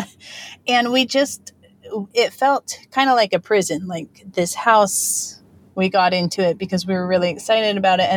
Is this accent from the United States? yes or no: yes; United States; moved away as an adult; now in American Samoa; We are from mainland U.S., but we moved here to American Samoa